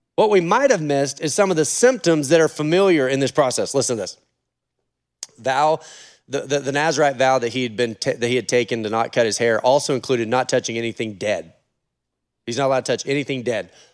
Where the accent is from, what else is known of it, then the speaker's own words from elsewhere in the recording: Oregon, United States; I'm from Oregon